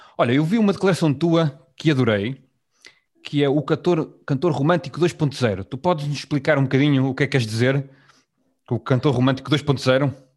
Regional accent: Vila Nova de Gaia, Porto District, Portugal; eu também cresci em Gaia

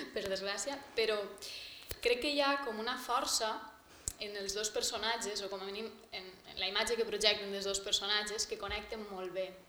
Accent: Castalla, Valencian Community, Spain; estava en el meu poble, estava en Castalla

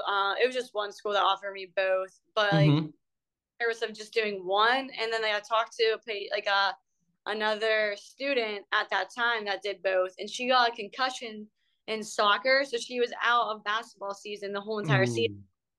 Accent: Ebensburg, Pennsylvania, United States; moved away; So I'm from a small hole in the wall town. It's called Ebensburg, Pennsylvania.

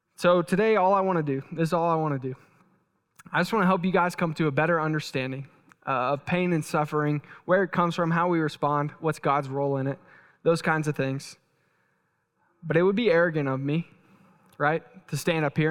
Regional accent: Texas, United States; moved away; I'm from Texas

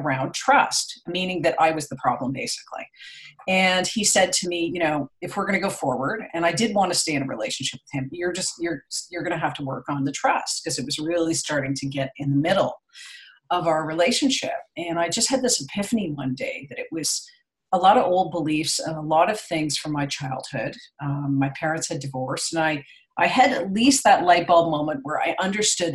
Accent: Toronto, Ontario, Canada; now in Ottawa, Canada; I'm from Canada. So I grew up in Toronto, but I'm living in Ottawa now, the capital

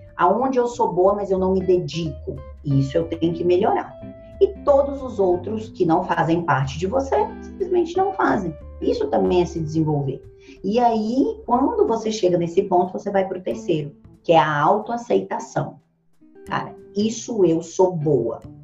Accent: Ceilândia, Federal District, Brazil; Eu nasci na periferia da periferia. Hoje é a maior favela da América Latina. Foi onde eu nasci. Ceilândia, Brasília

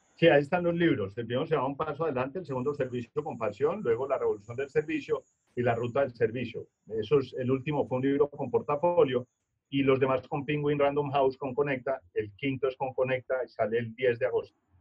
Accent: Manizales, Caldas, Colombia; yo soy de Manizales, mi mamá es salamina, entonces ya se imaginarán el acento

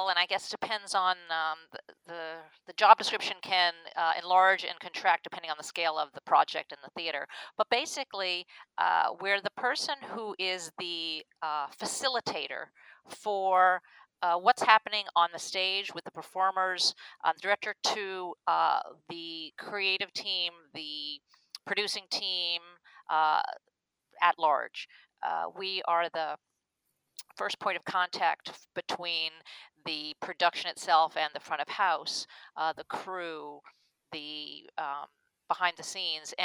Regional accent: Long Island, New York, United States; moved away as an adult; also born or lived in Chapel Hill, North Carolina; I grew up on Long Island, New York

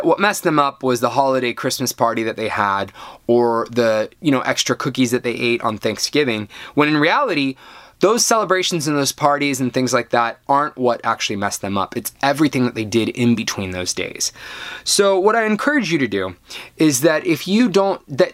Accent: United States; I'm American

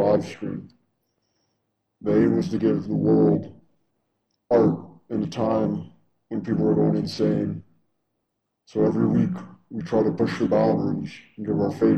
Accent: Detroit, Michigan, United States; being Detroiters, as we all know, in Detroit, there's limited resources

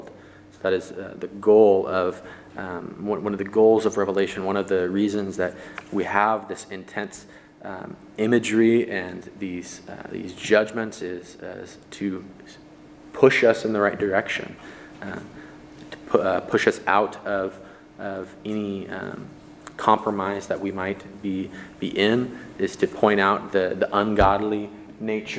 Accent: United States; as Christians in America, we are American

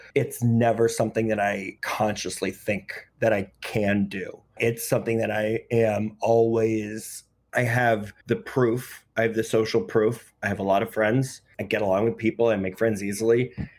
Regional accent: New York City, New York, United States; I grew up in Greenwich Village.

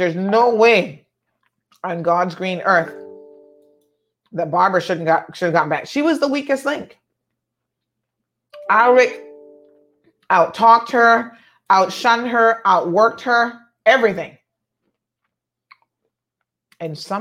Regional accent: George Town, Cayman Islands; I come from Georgetown Central, right there off of Middle Road.

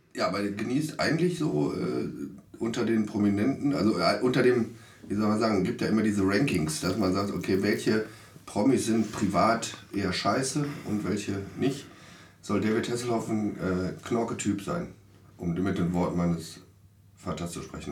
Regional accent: Duisburg, North Rhine-Westphalia, Germany; Ich bin in Marxloh geboren

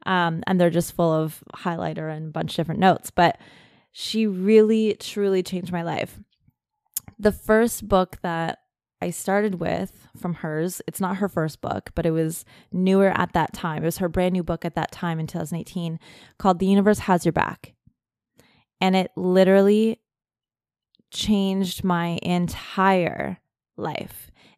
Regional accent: Germany; being in a like really cold military family, growing up in Germany.

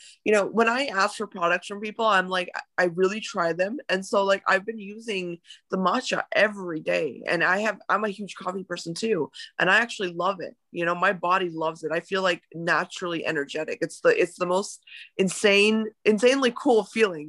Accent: India; as an Indian woman

